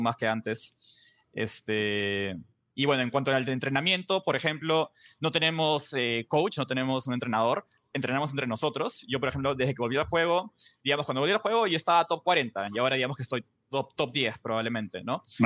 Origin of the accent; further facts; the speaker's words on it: Peru; yo soy el único peruano, estamos yo peruano